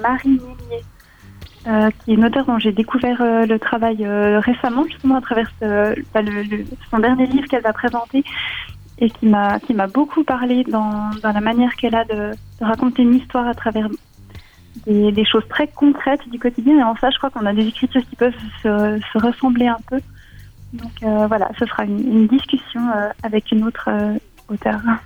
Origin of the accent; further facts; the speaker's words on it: Switzerland; en tant que Suissesse